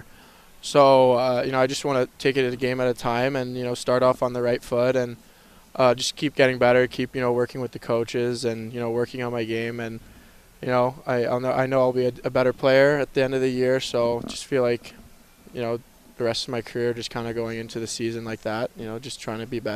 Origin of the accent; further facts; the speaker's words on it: California, United States; now in Las Vegas, United States; I grew up in California, not that far from here